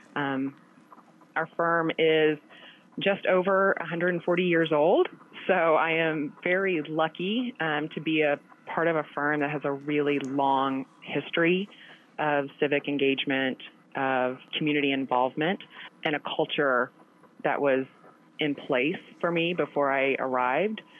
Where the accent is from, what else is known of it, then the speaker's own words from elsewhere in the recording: Chaffee, Missouri, United States; moved away as an adult; also born or lived in Columbia, Missouri; now in Kansas City, United States; I grew up in a very small town in the southeastern part of Missouri called Chaffee